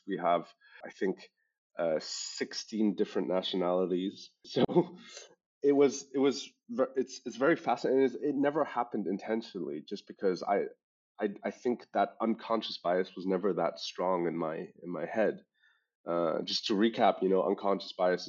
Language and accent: English; Hong Kong; accent: international school English; moved away as an adult; now in Germany; I was born and raised in Hong Kong